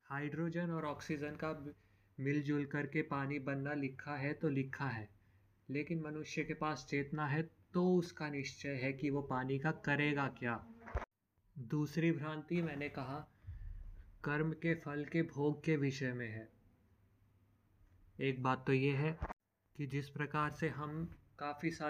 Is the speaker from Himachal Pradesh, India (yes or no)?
yes; Himachal Pradesh, India; मैं खुद हिमाचल से बिलोंग करता हूँ हिमाचल के बहुत सारे क्षेत्र देवभूमि माने जाते हैं